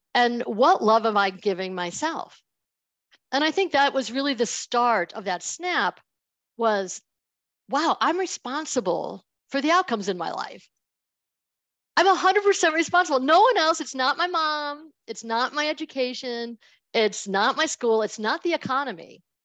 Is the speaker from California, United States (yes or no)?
no; Buffalo, New York, United States; I'm from Buffalo